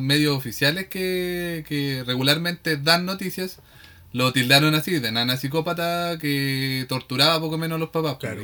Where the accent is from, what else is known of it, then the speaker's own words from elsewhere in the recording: Victoria, Araucanía, Chile; como somos de Victoria